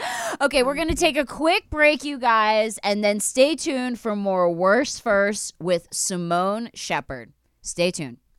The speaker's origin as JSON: {"language": "English", "town": "Philadelphia", "region": "Pennsylvania", "country": "United States", "said": "I'm from the Philly side"}